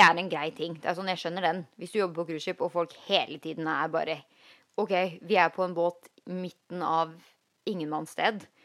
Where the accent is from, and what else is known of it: Norway; moved away as an adult; now in Los Angeles, United States